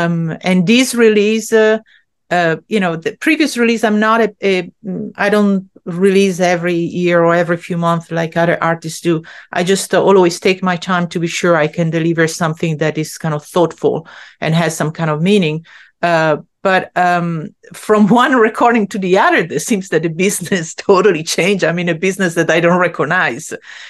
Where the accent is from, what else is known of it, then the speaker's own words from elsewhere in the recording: Italy; English is a second language; now in Long Island, United States; So, I grew up in Italy where like a woman still had to kind of like keep her place in a certain way.